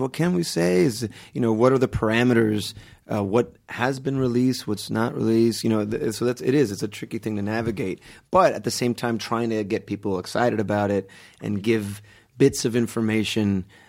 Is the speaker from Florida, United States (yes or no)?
yes; Kendall, Florida, United States; So yeah, mostly South Florida. It was in Kendall, and then I went to high school in Palm Beach.